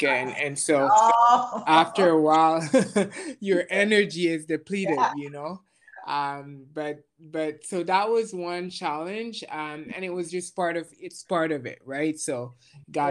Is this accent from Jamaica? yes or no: yes; Jamaica; now in Montreal, Canada; I was born in Jamaica. I currently live in Montreal.